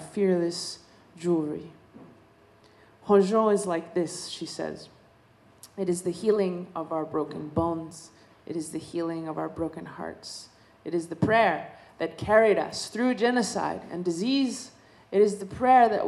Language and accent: English; Dene Nation, American Southwest, United States; I come from the Dene Nation. We come from the desert, you know. We're desert people